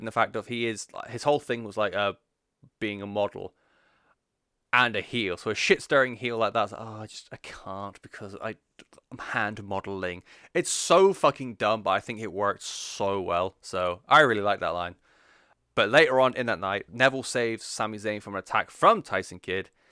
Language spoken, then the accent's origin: English; England, United Kingdom; I'm English